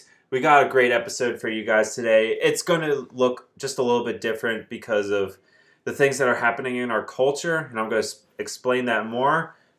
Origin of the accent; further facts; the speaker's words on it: New Jersey, United States; I grew up in New Jersey, which was in a suburban culture.